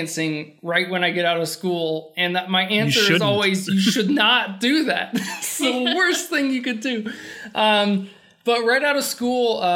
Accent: Elizabethtown, Kentucky, United States; also born or lived in Murray, Kentucky; I'm from Elizabethtown, which is like 3 hours

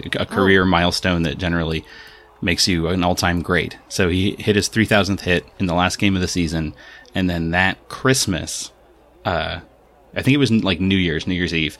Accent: Pittsburgh, Pennsylvania, United States; I was born in Pittsburgh

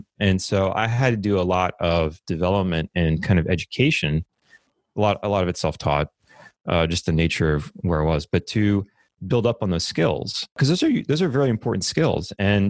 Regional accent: New Orleans, Louisiana, United States; moved away as an adult; now in Texas, United States; I did grow up in New Orleans. I was there till I was 18. And I moved over to Texas to study computer science at Texas A&M University.

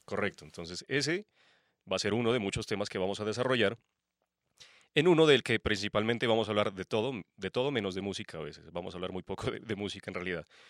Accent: Pasto, Nariño, Colombia; Pastense, obviamente. Soy de Pasto.

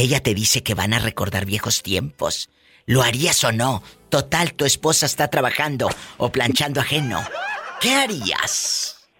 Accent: Matamoros, Tamaulipas, Mexico; moved away; yo salí de mi tierra hace muchos años, que es Matamoros, Tamaulipas

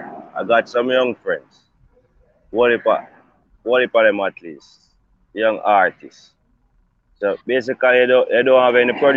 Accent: Stony Hill, Saint Andrew, Jamaica; Old Golden Spring Road, Stony Hill, PO. That's in St. Andrew.

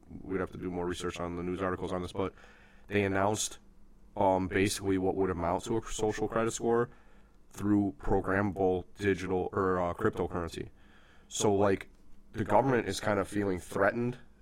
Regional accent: United States; an American who believes in extreme freedom

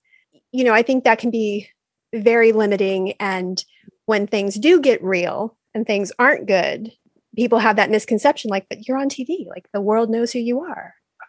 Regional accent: Valencia, California, United States; I was at CalArts during that time and I came from Valencia. Like it was just so beige

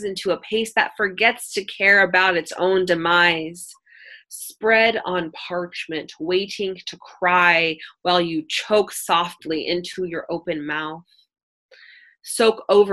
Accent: Oakland, California, United States

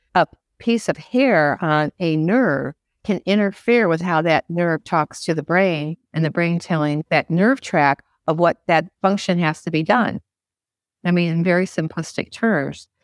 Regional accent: Midwest, United States; moved away as an adult; also born or lived in Georgia / Miami; now in Florida, United States; I was born and bred in the Midwest

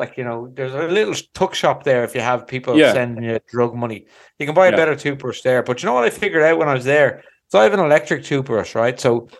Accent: Ireland; accent: Irish; they must have thought with the Irish accent or something I was a threat to devilment

